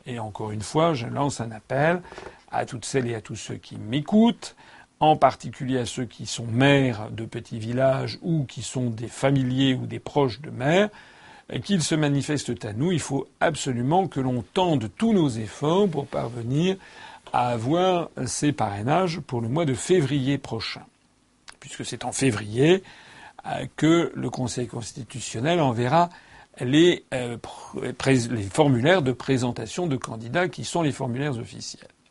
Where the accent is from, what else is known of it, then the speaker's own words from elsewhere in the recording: France; Je suis français